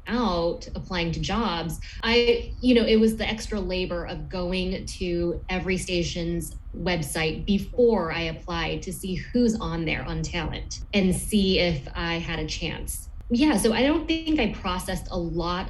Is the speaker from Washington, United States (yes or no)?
no; Los Angeles, California, United States; moved away; also born or lived in Detroit / Ann Arbor / Flint / Elmira, New York; I'm from Los Angeles originally